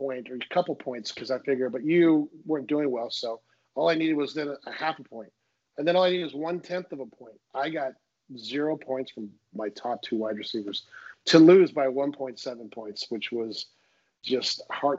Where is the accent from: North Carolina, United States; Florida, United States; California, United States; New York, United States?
California, United States; Southern; moved away as an adult; also born or lived in Central Coast, California; now in Sonoma, United States; I live up in Sonoma. I'm originally from Southern Cal, but went to school at Cal Poly, Central Coast, and then I was up in Northern California. So I ended up in wine country